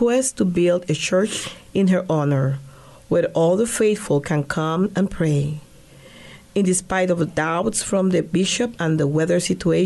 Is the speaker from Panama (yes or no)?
yes; Panama; moved away as an adult; now in Great Bend, United States; I was born and raised in the Republic of Panama and graduated as an accountant in the University of Panama. I came here in 2001